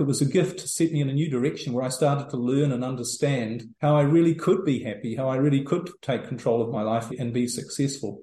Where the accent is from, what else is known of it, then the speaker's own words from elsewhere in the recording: New Zealand; moved away as an adult; also born or lived in Europe; now in El Salvador; I'm originally from New Zealand